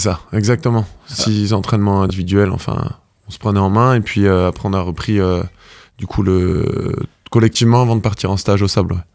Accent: Brittany, France; now in Normandy, France; quand on est breton, c'est une identité. Et c'est vrai que j'ai du mal à à m'en séparer. Donc, je resterai breton.

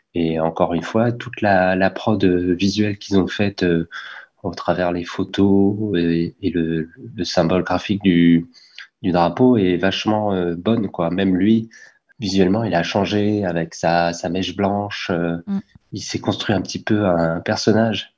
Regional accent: Caen, Normandy, France; on vient de Caen

